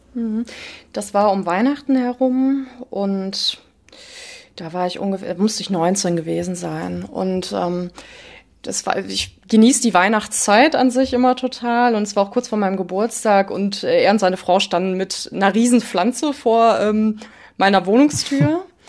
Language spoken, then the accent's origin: German; Ruhr area, North Rhine-Westphalia, Germany; now in Essen, Germany; ich komme aus dem Ruhrgebiet